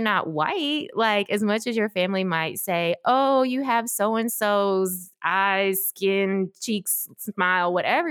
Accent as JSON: {"language": "English", "town": "Memphis", "region": "Tennessee", "country": "United States", "tie": "born or raised there", "also_born_or_lived": "South Korea / Washington, D.C. area", "said": "I grew up in Memphis, so we moved there when I was, or moved here, I don't know why I said there, moved here when I was about 4 years old, ready for school age"}